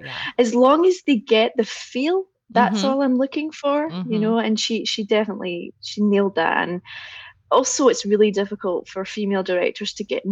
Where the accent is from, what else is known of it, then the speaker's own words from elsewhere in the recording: central Scotland, United Kingdom; I'm from central Scotland, mm-hmm. and we have actually a varied accents in central Scotland.